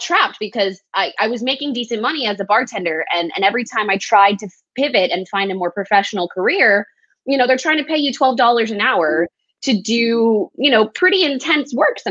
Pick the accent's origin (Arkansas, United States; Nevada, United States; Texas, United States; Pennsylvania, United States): Texas, United States; El Paso; moved away as an adult; also born or lived in Lubbock, Texas; now in Austin, United States; So I was born and raised in El Paso, Texas. I've lived in Texas all my life